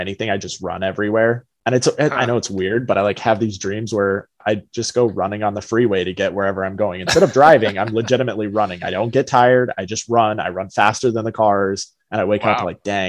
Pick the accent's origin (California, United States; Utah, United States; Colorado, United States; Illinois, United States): Colorado, United States; now in Michigan, United States; growing up in Colorado